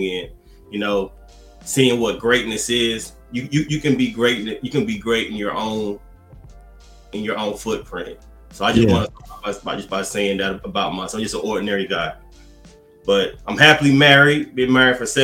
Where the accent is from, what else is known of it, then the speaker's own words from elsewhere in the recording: Fayetteville, North Carolina, United States; my hometown, Fayetteville, North Carolina